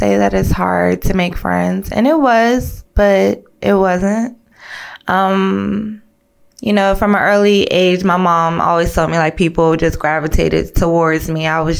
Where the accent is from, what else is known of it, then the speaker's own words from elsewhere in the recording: Fort Belvoir, Virginia, United States; born there; I was born in VA, Military Hospital, Fort Belvoir.